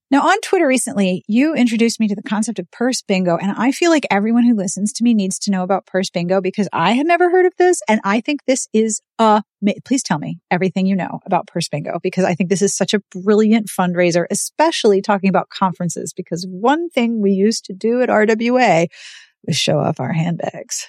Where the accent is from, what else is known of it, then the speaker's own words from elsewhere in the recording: Pittsburgh, Pennsylvania, United States; moved away; Pittsburgh is my hometown. That is where I was born and raised